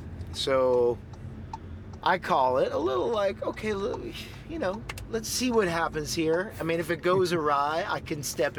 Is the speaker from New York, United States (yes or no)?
yes; Long Island, New York, United States; moved away as an adult; now in Nashville, United States; I grew up on Long Island in New York, and … was from two towns over.